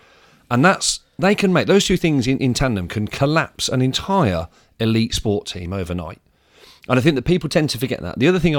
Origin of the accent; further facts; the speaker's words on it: United Kingdom; in the first ever experience I had from being a British sport fan, I went over there